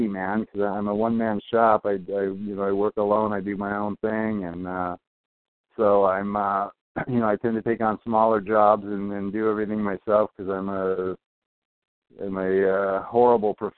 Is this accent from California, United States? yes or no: yes; Torrance, California, United States; blue collar kid growing up in Torrance